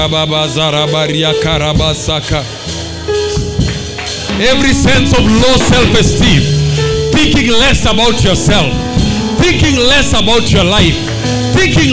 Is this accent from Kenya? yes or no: yes; Kenya; being a Kenyan, of being a black man, of being a Luo man, of being an African man.